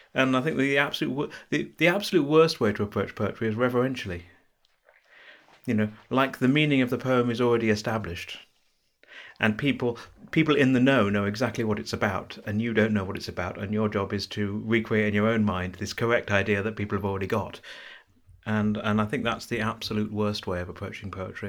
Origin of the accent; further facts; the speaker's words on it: South East England, United Kingdom; now in Bristol, United Kingdom; I'm from the southeast of England. I'm not from London.